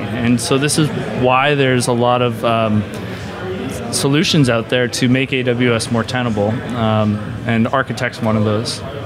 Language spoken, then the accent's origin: English; Canada; as a Canadian